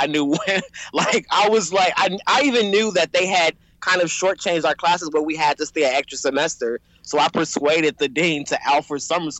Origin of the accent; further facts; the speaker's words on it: Chicago, Illinois, United States; moved away as an adult; also born or lived in Washington, District of Columbia, United States / Tuskegee, Alabama / New York / San Francisco; I'm from Chicago, born and raised, and I went to school in DC.